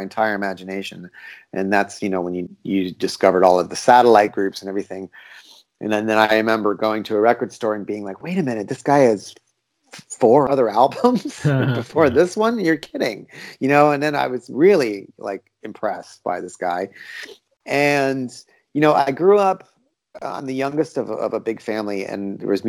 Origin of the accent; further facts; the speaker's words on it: Washington, District of Columbia, United States; moved away as an adult; now in Berlin, Germany; I'm originally from the Washington, D.C. area